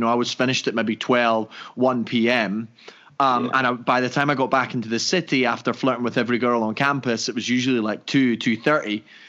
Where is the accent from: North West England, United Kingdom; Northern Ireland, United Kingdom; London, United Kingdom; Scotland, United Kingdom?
Scotland, United Kingdom; Dunfermline; moved away as an adult; also born or lived in Edinburgh / Caribbean; now in United States; I'm from Scotland.